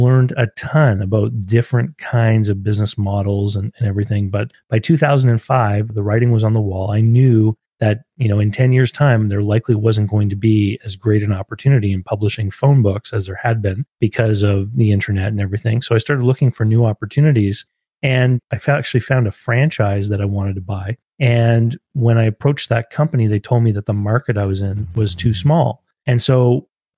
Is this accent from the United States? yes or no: no; Canada; I'm from Canada.